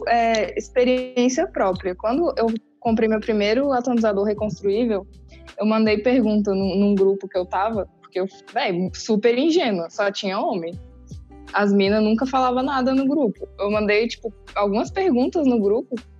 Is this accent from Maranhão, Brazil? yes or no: no; Brasília, Federal District, Brazil; eu sou de Brasília